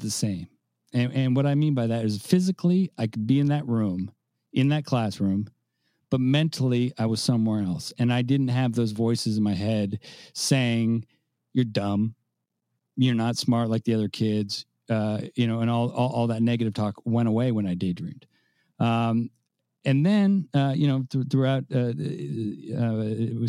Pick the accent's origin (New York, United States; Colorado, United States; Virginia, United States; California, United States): California, United States; San Francisco; moved away as an adult; now in Tampa, United States; I do live in Tampa, Florida, but I am from San Francisco, and I probably will be saying that for the rest of my life, although I've lived in Tampa for 20 years. But I grew up in San Francisco.